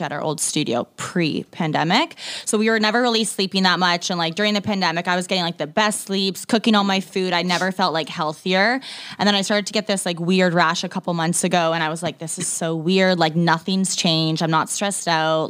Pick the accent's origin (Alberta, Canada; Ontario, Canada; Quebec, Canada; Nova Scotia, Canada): Ontario, Canada; moved away as an adult; also born or lived in Toronto, Canada; now in Vancouver, Canada; I'm actually from Ontario